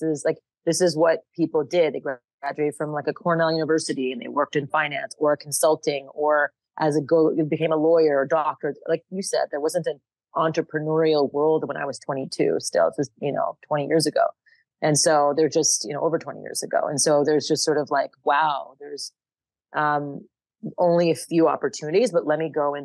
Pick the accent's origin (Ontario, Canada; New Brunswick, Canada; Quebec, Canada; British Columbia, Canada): Quebec, Canada; Montreal; moved away as an adult; also born or lived in United States; now in Austin, United States; They met in Canada, and I grew up in Montreal, Canada